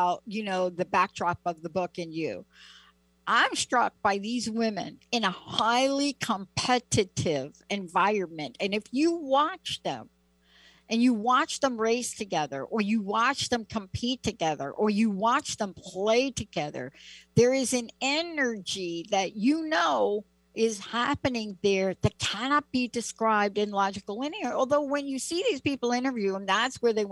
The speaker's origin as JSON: {"language": "English", "town": "New York City", "region": "New York", "country": "United States", "tie": "born or raised there", "said": "me growing up in the Bronx"}